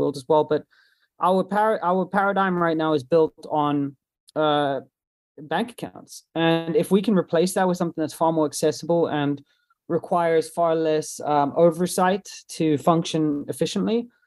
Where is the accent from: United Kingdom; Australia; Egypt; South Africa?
South Africa; I'm from South Africa